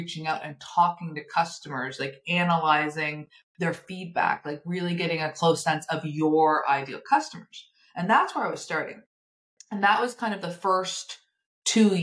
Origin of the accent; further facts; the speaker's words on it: Nova Scotia, Canada; I'm from Nova Scotia, so we're both in Canada.